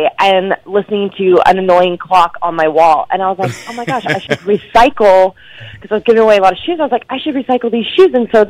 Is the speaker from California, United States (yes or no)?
no; Dallas, Texas, United States; So I asked her, in Dallas, because I'm from Dallas, Texas, there's the Dance Council